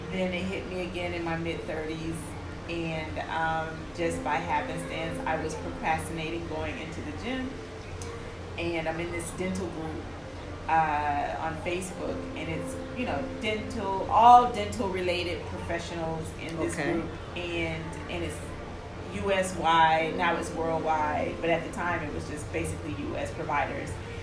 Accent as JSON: {"language": "English", "town": "Fort Lauderdale", "region": "Florida", "country": "United States", "tie": "born or raised there", "also_born_or_lived": "Gainesville, Florida", "moved": "as an adult", "lives_now": "Dubai, United Arab Emirates", "said": "I'm from Florida, originally Gainesville, Florida, but I've spent most of my life in Fort Lauderdale. So I am a Floridian, true and true"}